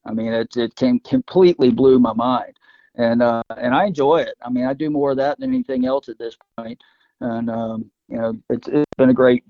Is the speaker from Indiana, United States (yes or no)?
no; Gainesville, Florida, United States; I'm originally from Gainesville. And so I grew up fishing the west coast of Florida, Cedar Key, Steen Hatchie, Horseshoe, the Big Bend there